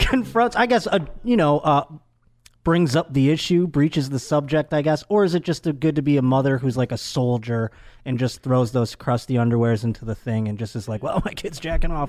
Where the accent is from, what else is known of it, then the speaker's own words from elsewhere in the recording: Buffalo, New York, United States; now in Los Angeles, United States; I'm from Buffalo, New York